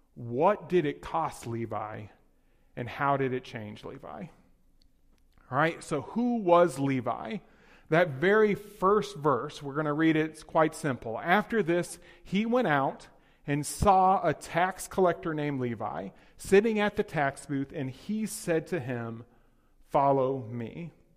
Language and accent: English; Texas, United States; moved away; also born or lived in Hyde Park; I'm from Texas